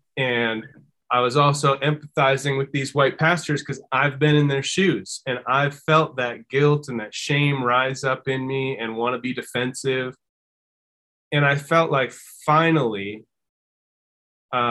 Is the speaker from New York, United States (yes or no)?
no; Minnesota, United States; I grew up in Minnesota